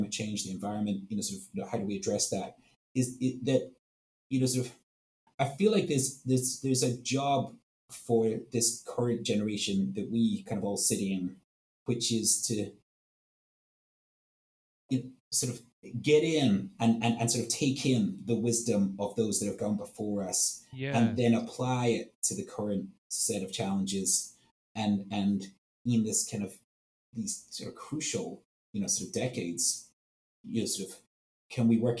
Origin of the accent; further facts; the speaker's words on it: Edinburgh, Scotland, United Kingdom; moved away; my hometown in Edinburgh, Scotland